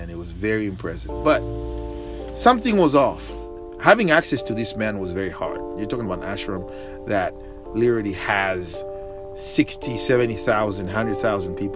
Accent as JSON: {"language": "English", "country": "Zambia", "tie": "born or raised there", "moved": "yes"}